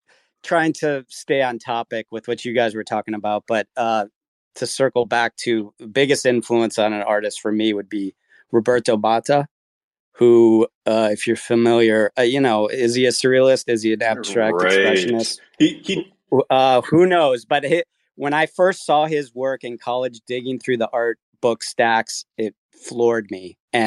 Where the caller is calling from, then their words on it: Winter Park, Florida, United States; also born or lived in New York; I'm in Winter Park, Florida. Still adjusting to this new location. I was in New York for 25 years